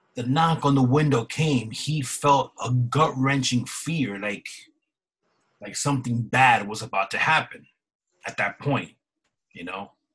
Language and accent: English; East Coast, United States; We're from the East Coast